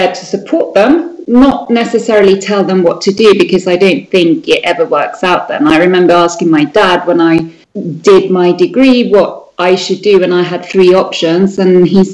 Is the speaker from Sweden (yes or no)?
yes; Sweden; born or raised there; moved away as an adult; now in United Kingdom